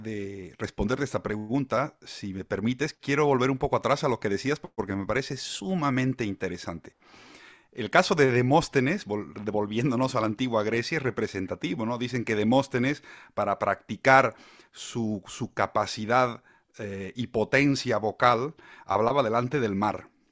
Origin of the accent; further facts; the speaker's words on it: Bolivia; moved away as an adult; now in Spain; Bolivia, que es de donde yo vengo